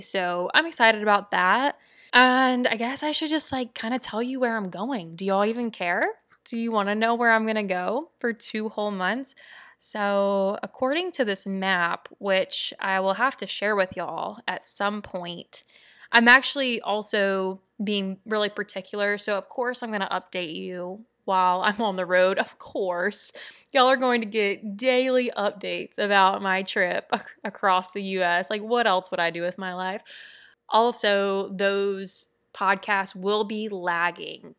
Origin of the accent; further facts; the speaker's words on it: Louisiana, United States; I'm from Louisiana